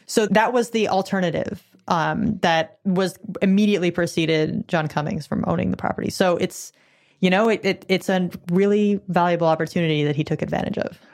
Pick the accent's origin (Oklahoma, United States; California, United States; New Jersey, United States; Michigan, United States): California, United States; I'm a Californian